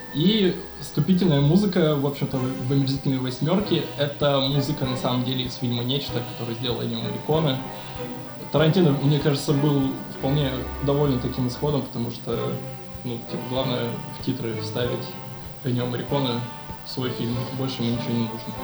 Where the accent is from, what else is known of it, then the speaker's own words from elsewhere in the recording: Omsk, Omsk Oblast, Russia; я я из Омска